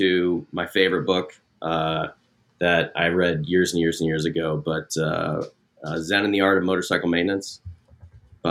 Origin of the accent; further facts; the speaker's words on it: Ohio, United States; now in California, United States; I grew up in Ohio.